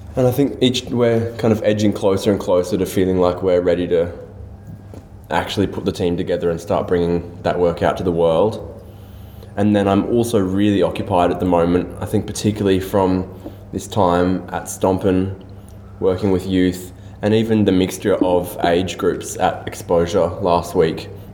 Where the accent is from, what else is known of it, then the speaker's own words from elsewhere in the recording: Australia; a Malaysian Australian